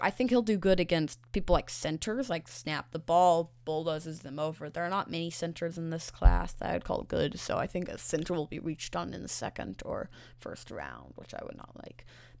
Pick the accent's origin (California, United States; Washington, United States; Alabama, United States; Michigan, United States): Washington, United States; Seattle; I'm from Seattle.